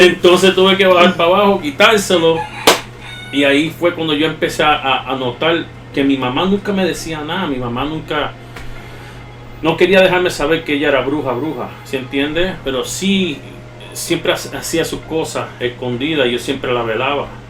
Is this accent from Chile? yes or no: no; New York, United States; accent: Puerto Rican-like Spanish; Yo me crié en la 187 y Otter. Para allá arriba. Al lado del Bronx